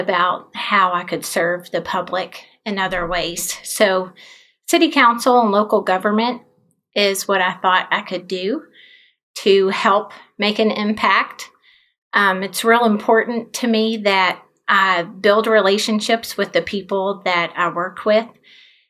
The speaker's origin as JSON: {"language": "English", "town": "Shelbyville", "region": "Kentucky", "country": "United States", "tie": "born or raised there", "also_born_or_lived": "Charleston, South Carolina / Nashville, Tennessee", "said": "I grew up here and actually just a little bit down the road."}